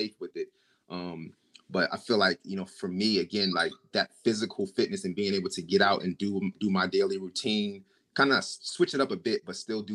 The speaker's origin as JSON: {"language": "English", "town": "Trenton", "region": "New Jersey", "country": "United States", "tie": "born or raised there", "said": "Grew up, born and raised in Trenton, New Jersey"}